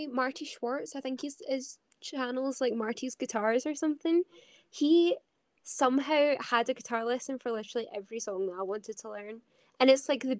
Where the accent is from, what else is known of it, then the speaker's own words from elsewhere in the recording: Scotland, United Kingdom; I'm a Scottish musician